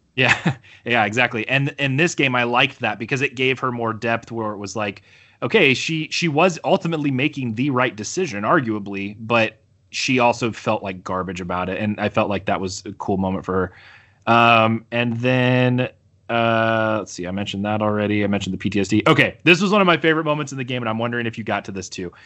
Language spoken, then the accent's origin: English; United States; I'm so American.